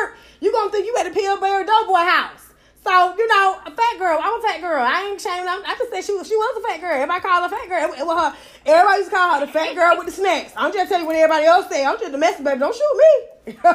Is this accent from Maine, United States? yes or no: no; Atlanta, Georgia, United States; I'm from Techwood Home, baby. First project in America